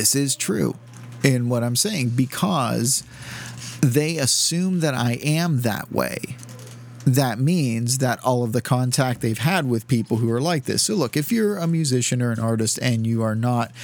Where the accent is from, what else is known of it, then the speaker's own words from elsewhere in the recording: Southern United States, United States; and I'm from the South, and I'm a godless atheist, redneck, liberal, and stuff.